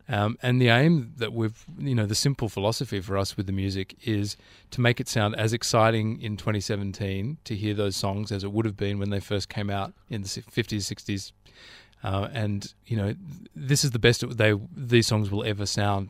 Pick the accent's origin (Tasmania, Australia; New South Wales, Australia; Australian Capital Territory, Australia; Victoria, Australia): Australian Capital Territory, Australia; Canberra; now in Sydney, Australia; growing up in Canberra